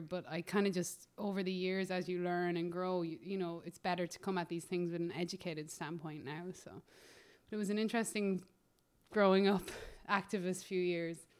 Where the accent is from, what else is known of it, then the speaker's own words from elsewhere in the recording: Ireland; moved away as an adult; also born or lived in Los Angeles, United States; now in United States; as an Irish person